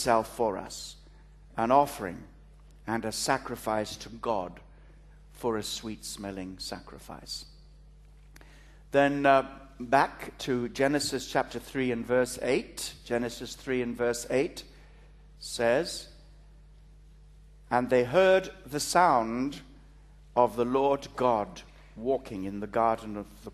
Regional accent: Kalgoorlie, Western Australia, Australia; accent: Australian; moved away; also born or lived in East Africa; I was born in East Africa, brought up in Australia.

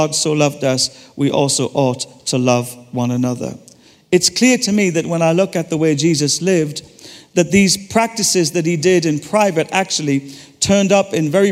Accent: Ireland; I'm Irish

